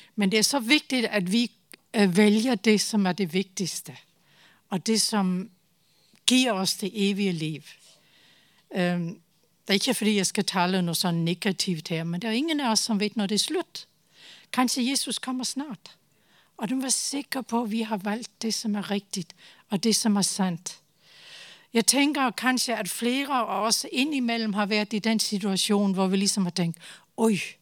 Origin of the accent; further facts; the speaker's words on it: Denmark; Norwegian is a second language; moved away as an adult; now in Tanzania; nå er jeg dansk